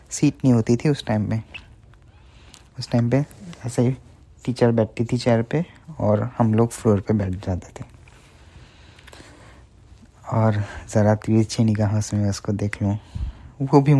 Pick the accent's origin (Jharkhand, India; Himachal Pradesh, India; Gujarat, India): Gujarat, India; Bharuch; सो मैं गुजरात से बिलोंग करता हूँ स्पेसिफिकली भरूच से बहुत छोटा सा टाउन है